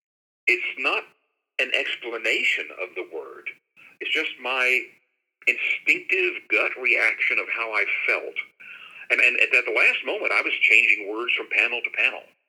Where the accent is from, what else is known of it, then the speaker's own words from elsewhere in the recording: Shreveport, Louisiana, United States; also born or lived in Dallas, Texas; now in Jacksonville, United States; my hometown of Shreveport, Louisiana